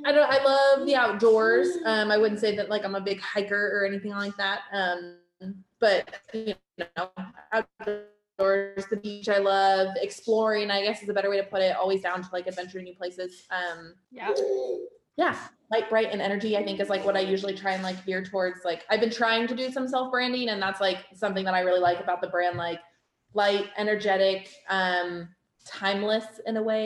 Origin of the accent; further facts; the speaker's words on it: Oregon, United States; we're from Oregon